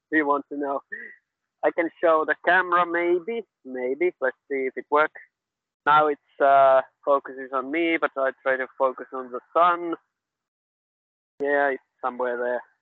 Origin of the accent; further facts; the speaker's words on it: Finland; I'm from Finland and living been living in Finland for 45 years.